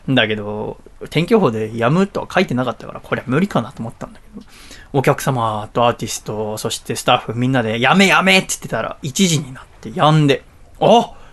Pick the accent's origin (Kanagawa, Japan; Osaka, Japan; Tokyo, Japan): Kanagawa, Japan; Higashi-Totsuka; 平成元年1月10日生まれ出身は東戸塚という町です